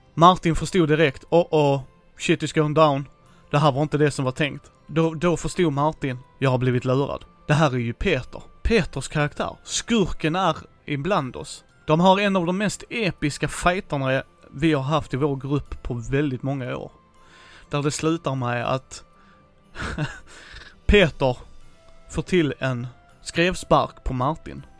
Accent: Helsingborg, Skåne, Sweden; min hemstad här i Helsingborg

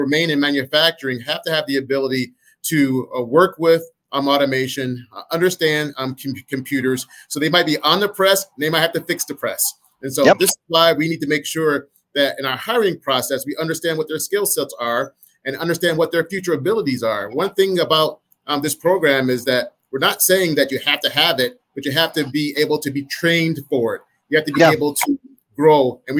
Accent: Michigan, United States; people might like me because I'm from Michigan, go blue.

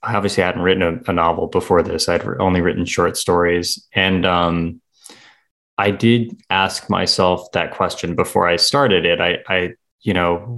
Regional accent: United States; also born or lived in Seoul, South Korea; I grew up near New York, but I never lived in New York

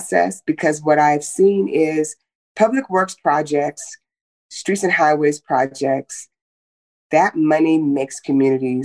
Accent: Oakland, California, United States; also born or lived in Germany; now in Las Vegas, United States; I grew up in Northern California in the Bay Area. My parents were young parents. We lived in Oakland

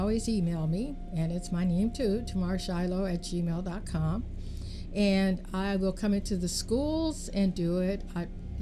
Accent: Richmond, California, United States; I grew up here. I grew up in Richmond

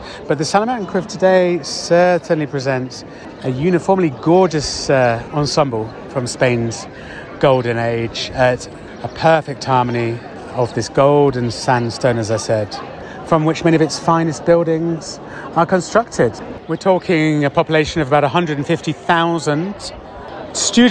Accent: Oxford, South East England, United Kingdom; my hometown of Oxford

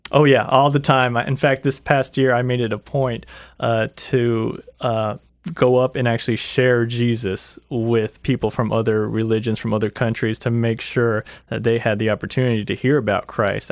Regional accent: Lakeland, Florida, United States; I grew up in Lakeland

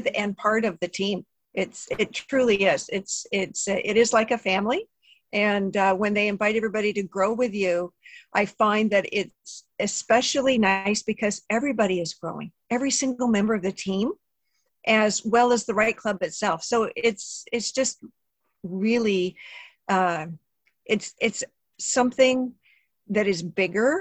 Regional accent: Southern California, United States; moved away as an adult; now in Niagara, Canada; I was actually born and raised in Southern California. So I'm a native Southern California gal.

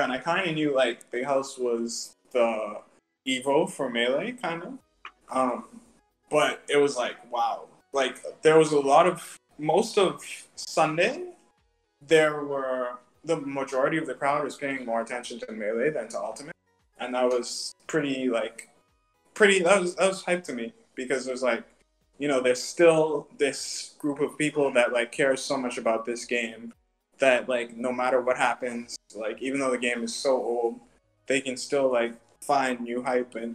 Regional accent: Bahamas; as Bahamians

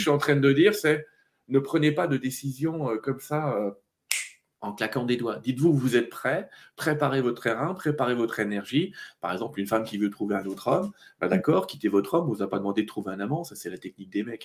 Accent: Vosges, Grand Est, France; je suis né dans les Vosges

